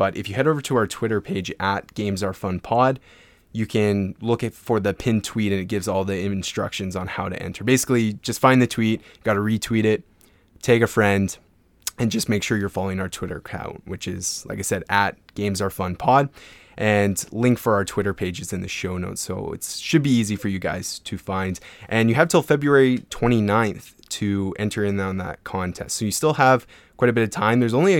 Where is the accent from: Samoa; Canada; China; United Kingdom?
Canada; Edmonton, Alberta; So I'm from Edmonton, Alberta, Canada.